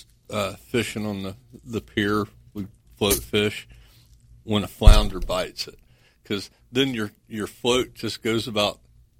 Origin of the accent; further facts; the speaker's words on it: Jacksonville Beach, Florida, United States; I grew up on Jack's Beach Pier